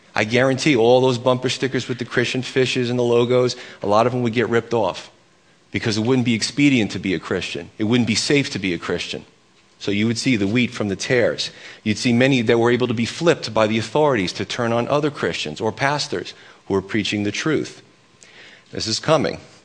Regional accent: United States; I'm as American as they come

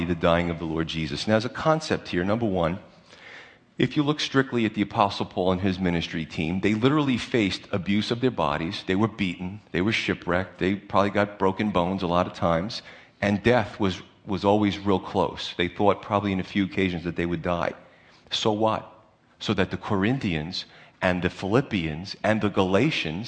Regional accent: United States; We're just American Christians

